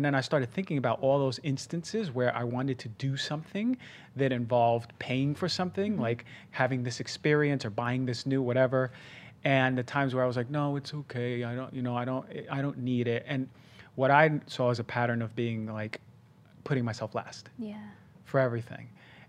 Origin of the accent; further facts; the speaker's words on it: Queens, New York, United States; also born or lived in New Jersey; like growing up in Queens, it was more humble of beginnings. And then even throughout early life when I moved to New Jersey.